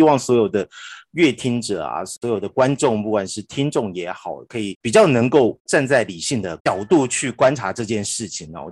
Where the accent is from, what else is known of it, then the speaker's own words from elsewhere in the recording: Taiwan; 我们台湾人